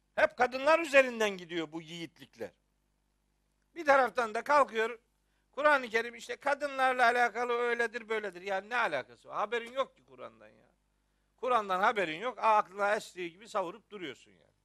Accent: Trabzon / Rize, Eastern Black Sea, Turkey; bizim Trabzon'da. Bizim oralarda, Rize'de yani.

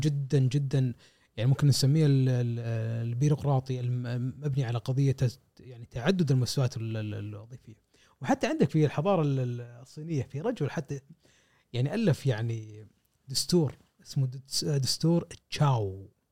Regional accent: Kuwait; عندنا في الكويت

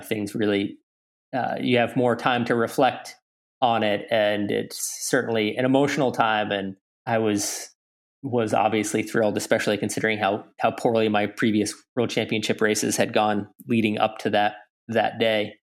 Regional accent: Lake Placid, New York, United States; growing up in Lake Placid

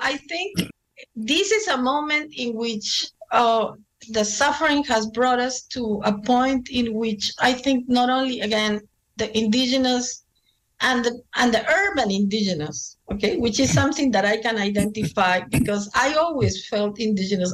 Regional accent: Lima, Peru; moved away; growing up in Lima, in a middle class, sort of middle class, for Indian standards, we were middle class.

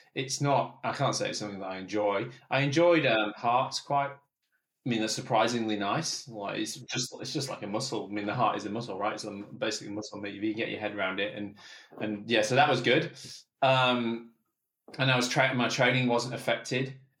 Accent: England, United Kingdom; I'm English

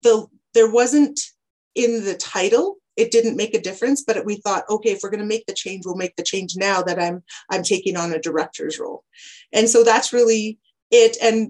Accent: Nak'azdli Whut'en, British Columbia, Canada; my father clan is Brog. … I'm a member of the Lake Babine Nation and I come from Nakazliwitten. My ancestors are Stiche and Chief Kwah.

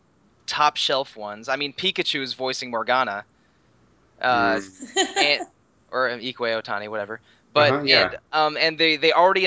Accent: Washington, District of Columbia, United States; I'm from the nation's capital

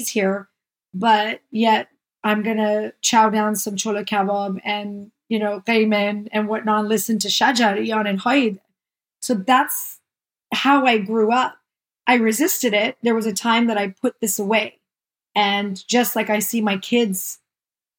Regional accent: Chico, California, United States; also born or lived in Beaumont, Texas; now in San Diego, United States; I was born in Chico, California, lived my entire life in the United States, mostly primarily in California.

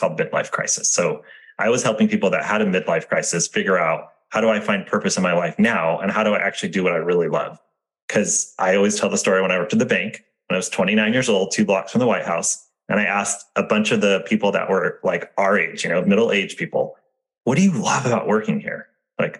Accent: Santa Barbara, California, United States; growing up in Santa Barbara as the, you know, not the, the poor kid

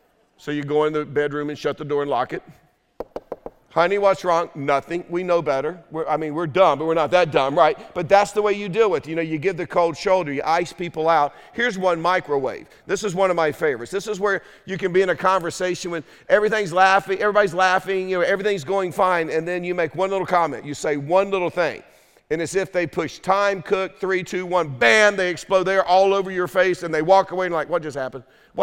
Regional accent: Durham, North Carolina, United States; Or I'm a redneck from Durham, so I'm like, I am so angry right now.

